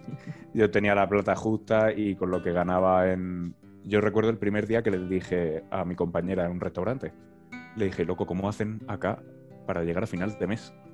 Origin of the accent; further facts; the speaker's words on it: Murcia, Region of Murcia, Spain; also born or lived in Lomas de Zamora, Argentina; si soy de Murcia